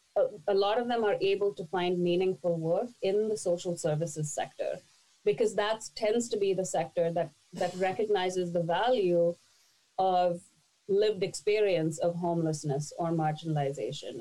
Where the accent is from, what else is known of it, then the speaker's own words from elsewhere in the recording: India; moved away as an adult; now in Toronto, Canada; I was born and raised in India, and at the age of 20, I moved to Toronto